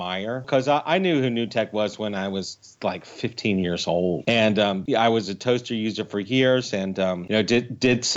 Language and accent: English; United States; when we were growing up in the United States